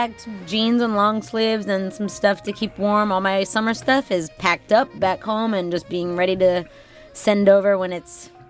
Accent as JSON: {"language": "English", "town": "Parkland", "region": "Florida", "country": "United States", "tie": "born or raised there", "said": "Born and raised in South Florida in the burbs."}